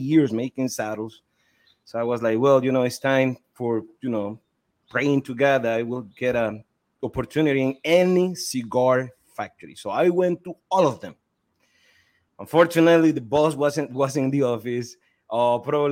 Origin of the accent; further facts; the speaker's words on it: Estelí, Nicaragua; I'm from Esteli, Nicaragua. I was born and raised in Esteli.